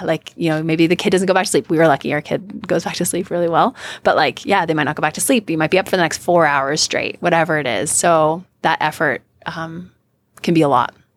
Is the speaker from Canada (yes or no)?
yes; Canada; also born or lived in California; now in United States; I'm Canadian, um, and American.